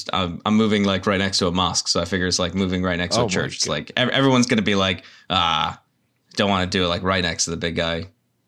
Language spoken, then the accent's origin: English; United Kingdom; I am British and don't know what it is.